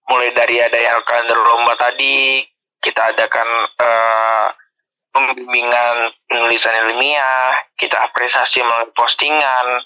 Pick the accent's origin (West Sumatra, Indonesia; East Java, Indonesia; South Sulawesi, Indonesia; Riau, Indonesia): Riau, Indonesia; Pekanbaru; Untuk asal sendiri seperti di awal tadi, asal aku dari Pekanbaru, lahir di Pekanbaru, besar di Pekanbaru